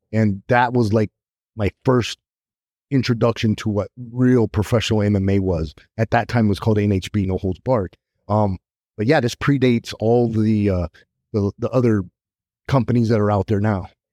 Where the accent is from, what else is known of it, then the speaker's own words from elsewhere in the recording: Arizona, United States; It's in my hometown, Arizona